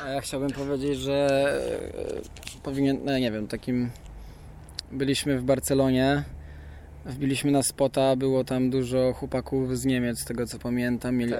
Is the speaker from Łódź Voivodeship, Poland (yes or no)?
yes; Łódź, Łódź Voivodeship, Poland; Jesteśmy z Łodzi